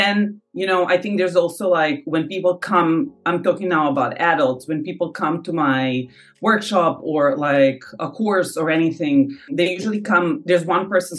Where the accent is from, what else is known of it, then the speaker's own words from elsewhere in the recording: Novi Sad, Vojvodina, Serbia; now in Paris, France; my hometown of Novi Sad.